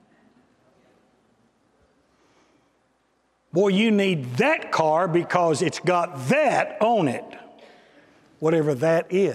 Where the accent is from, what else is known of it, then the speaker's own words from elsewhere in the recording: Texas, United States; I'm from Texas